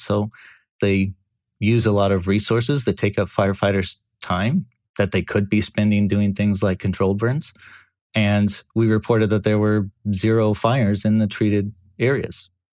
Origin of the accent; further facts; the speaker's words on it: California, United States; I grew up in California. I'm Californian for almost my entire life